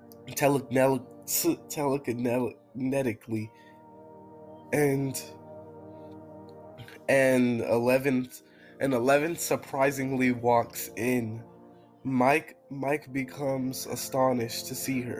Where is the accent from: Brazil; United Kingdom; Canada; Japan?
United Kingdom; I'm British